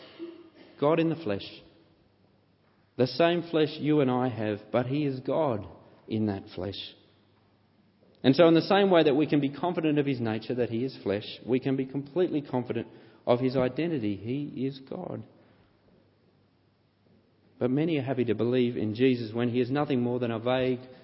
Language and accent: English; Canberra, Australian Capital Territory, Australia; I know I was born in Canberra.